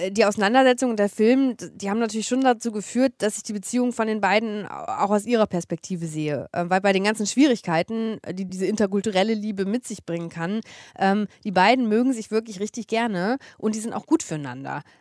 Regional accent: Eifel, Germany; die sind noch zusammen und leben zusammen in meinem Heimatdorf ähm, und schlagen sich gerade durch den Eifler Winter.

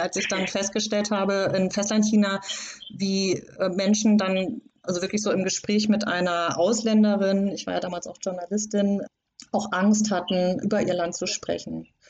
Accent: Germany; also born or lived in Hong Kong; als äh, Deutsche

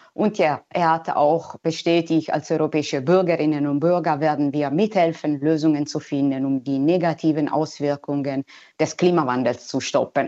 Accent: Italy; German is a second language; moved away; wir Italiener

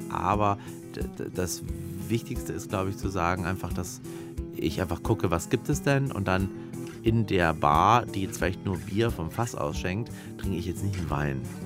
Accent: Erlangen, Bavaria, Germany; ich bin in Erlangen groß geworden

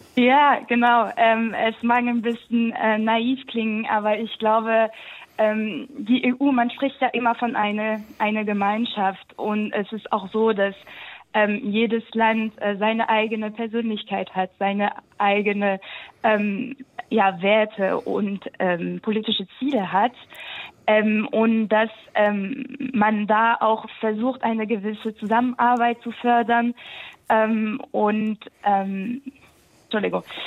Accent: Alsace, Grand Est, France; moved away as an adult; now in Germany; ich komme aus dem Elsass

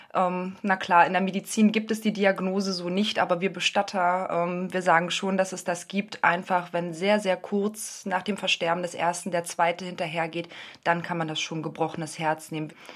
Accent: Berlin, Germany; Aufgewachsen geboren in der, in der Hauptstadt in Berlin, das heißt groß geworden im Prenzlauer Berg

